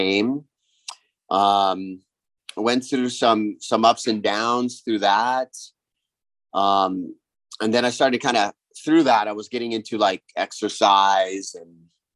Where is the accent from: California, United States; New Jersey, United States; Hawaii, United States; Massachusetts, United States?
Hawaii, United States; Kauai; I'm from Kauai, Hawaii. So I grew up on an island